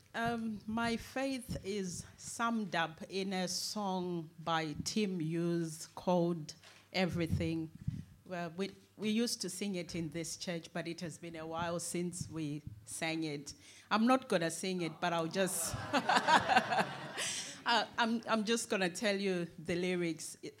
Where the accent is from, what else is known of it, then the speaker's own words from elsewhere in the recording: Zimbabwe; now in United Kingdom; I was born in Zimbabwe